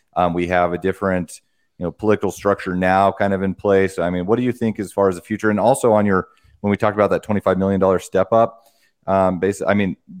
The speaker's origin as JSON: {"language": "English", "region": "Wyoming", "country": "United States", "said": "I come from a farming family. I'm, I'm from Wyoming"}